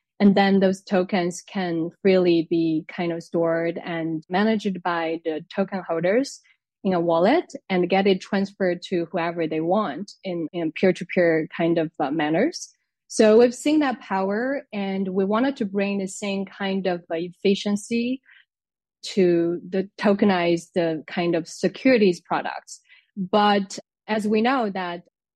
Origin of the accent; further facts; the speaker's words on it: China; moved away as an adult; now in France; I came to France to study. I'm originally from China